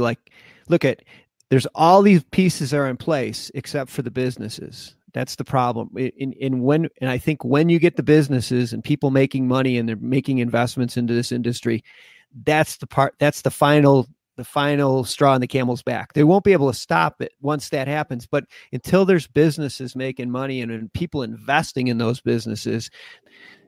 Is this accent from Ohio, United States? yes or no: no; Buffalo, New York, United States; moved away as an adult; now in Colorado, United States; I'm from Buffalo, New York